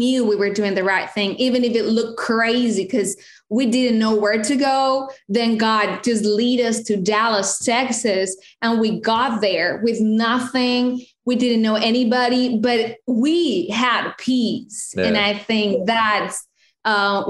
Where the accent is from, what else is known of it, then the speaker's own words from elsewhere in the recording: Colombia; I'm a Colombian